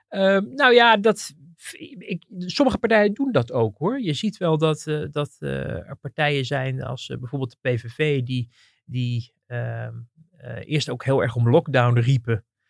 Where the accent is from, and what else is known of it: Netherlands